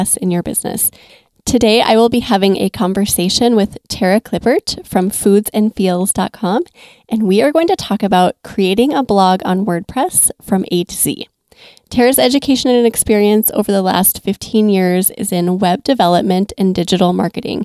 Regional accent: Minnesota, United States; I'm from Minnesota

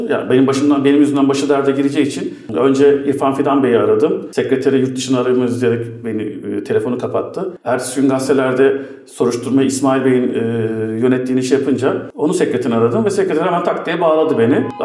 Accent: United States; E çünkü Amerikalıyım ben.

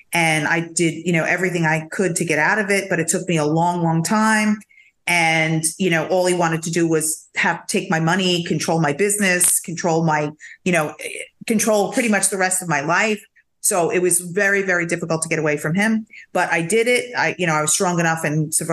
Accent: New York, United States; moved away as an adult; now in Florida, United States; I'm such a New Yorker

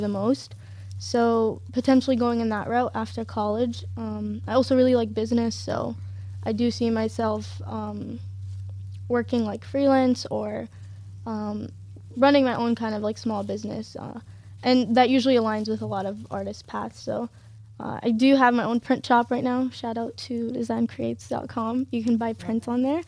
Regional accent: Detroit, Michigan, United States; my parents immigrated from Syria and born and raised in Detroit, Michigan

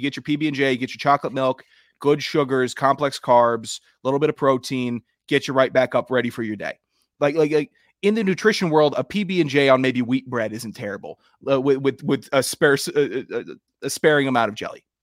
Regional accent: Florida, United States; I'm gonna play football longer than you because I'm from Florida and this is what we were raised on.

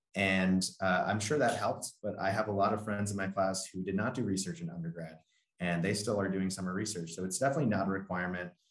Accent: Long Island, New York, United States; so I'm from Long Island, New York

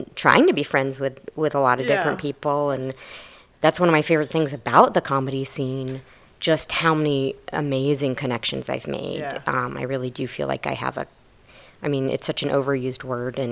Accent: Maine, United States; moved away as an adult; also born or lived in Florida / Texas; now in Austin, United States; I grew up in Maine, actually.

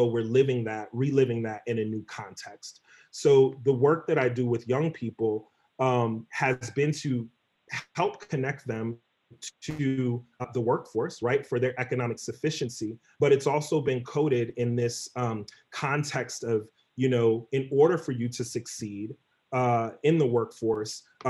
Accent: New York City, New York, United States; also born or lived in Elmont, New York; I grew up in New York. And grew up in various communities, Jamaica, Queens, Elmont, New York, the Bronx, Brooklyn

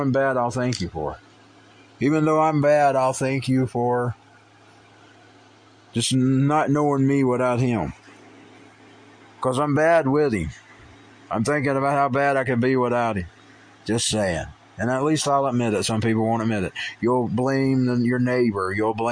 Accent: United States; as an American who believes in the Constitution

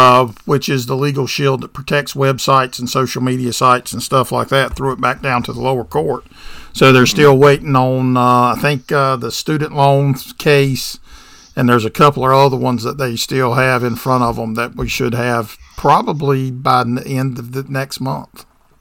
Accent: the South, United States; I'm from the South

